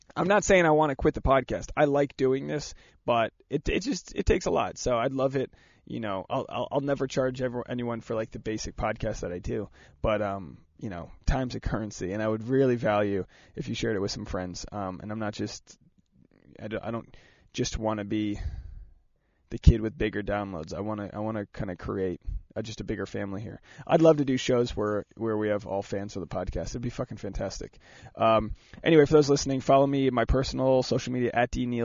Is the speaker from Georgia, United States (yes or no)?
no; Rhode Island, United States; I'm from Rhode Island